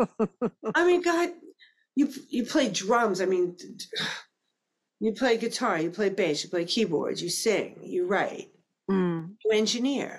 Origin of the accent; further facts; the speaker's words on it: New York City, New York, United States; now in Newton, United States; I'm from New York City